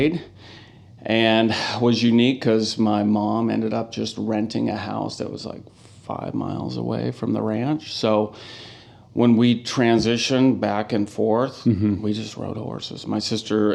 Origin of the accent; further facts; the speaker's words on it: Walla Walla, Washington, United States; also born or lived in Spokane, Washington; now in Portland, United States; born and raised in Walla Walla, Washington. So lived there until I went to college in Spokane Community College in 95